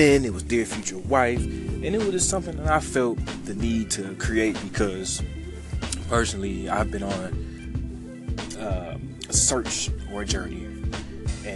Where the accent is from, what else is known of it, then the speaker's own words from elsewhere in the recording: Detroit, Michigan, United States; I'm from Detroit, East Side born, West Side raised.